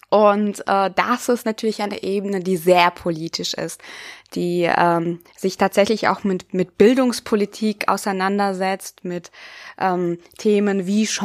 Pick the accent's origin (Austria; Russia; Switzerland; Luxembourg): Russia; Siberia; now in Germany; Ich komme ja selber aus Sibirien, das heißt, ich hatte schon mal so eine ganz andere Lebenserfahrung, auch als Kind schon mit mir